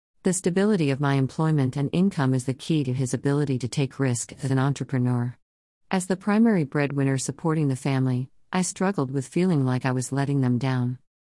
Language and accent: English; Worcester, Massachusetts, United States; now in Chicago, United States; I'm originally from Worcester, Massachusetts and relocated to the Chicago area in 2016 with my husband Jason, our son Gabriel, and our dog Tico.